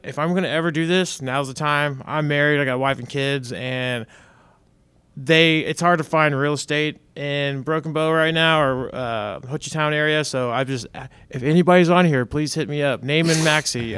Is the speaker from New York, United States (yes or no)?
no; Dallas, Texas, United States; moved away; I'm from North Dallas. I'm a city boy